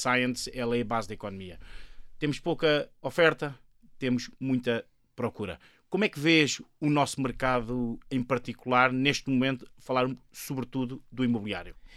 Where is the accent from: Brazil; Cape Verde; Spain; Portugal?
Portugal; o fado que está entre nós e, e a saudade, o fado, são coisas tão típicas nossas